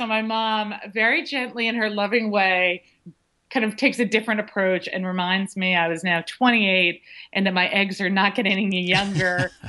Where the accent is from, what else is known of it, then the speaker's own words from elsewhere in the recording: Massachusetts, United States; Well, I grew up in just outside of Boston and had a traditional upbringing.